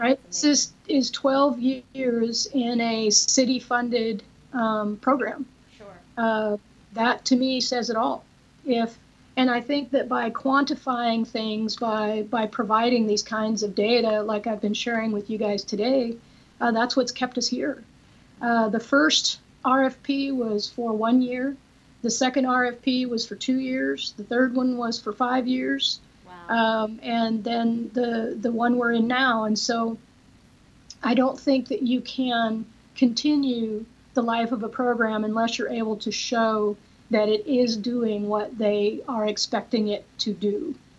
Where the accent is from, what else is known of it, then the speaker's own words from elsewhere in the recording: Oregon, United States; now in Texas, United States; I'm originally from Oregon